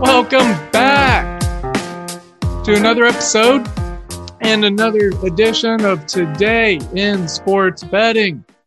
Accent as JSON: {"language": "English", "region": "Oklahoma", "country": "United States", "tie": "born or raised there", "said": "I growing up in Oklahoma, uh, grew up an Oklahoma State fan"}